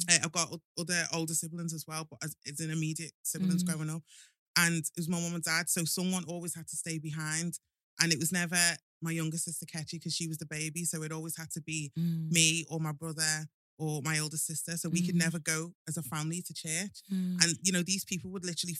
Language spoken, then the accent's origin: English; Liverpool, North West England, United Kingdom; accent: Scouse; growing up in Liverpool, do you know what? Liverpool's a really, really good city. It's amazing, like Scousers. Mm. They're just lovable. I'm not just saying that because I am a Scouser